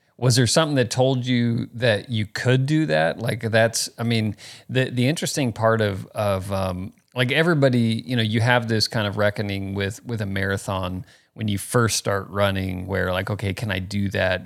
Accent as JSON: {"language": "English", "town": "Phoenix", "region": "Arizona", "country": "United States", "tie": "born or raised there", "also_born_or_lived": "Florida", "moved": "yes", "said": "I was born in Florida, but grew up in Phoenix here"}